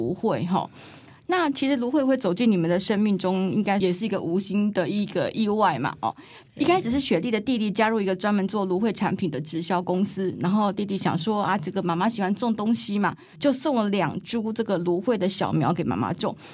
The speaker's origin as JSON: {"language": "Chinese", "country": "Taiwan", "said": "咱台湾人爱讲台语吼，所以请大家忍耐我台语无讲真认真吼"}